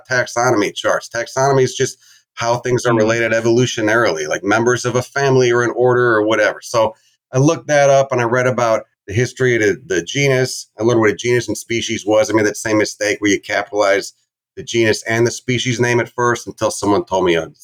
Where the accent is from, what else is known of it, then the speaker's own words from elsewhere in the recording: Chicago suburbs, Illinois, United States; where I grew up in Chicago, I mean, I grew up in the suburbs, maybe like a half hour bike ride from the city limits.